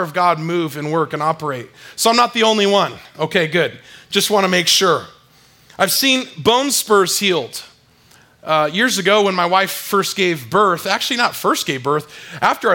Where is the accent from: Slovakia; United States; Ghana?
United States; San Diego, California; I grew up in San Diego, California, and I swam a lot